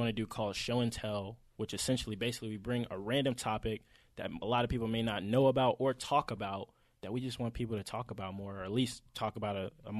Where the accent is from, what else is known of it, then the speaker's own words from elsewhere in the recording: Atlanta, Georgia, United States; If you can't tell, we're obviously from Atlanta, all three of us.